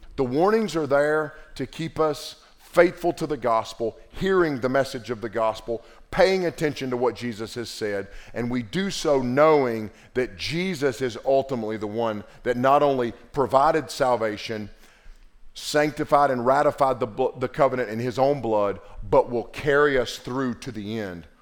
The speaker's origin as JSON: {"language": "English", "region": "Western North Carolina", "country": "United States", "tie": "born or raised there", "said": "growing up in Western North Carolina with a granddaddy that was a preacher"}